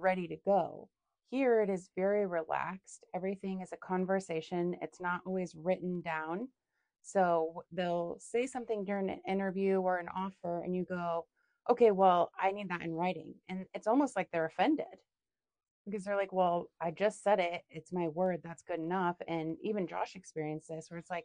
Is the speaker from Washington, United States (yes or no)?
yes; Seattle, Washington, United States; moved away as an adult; now in Wisconsin, United States; I'm from Seattle.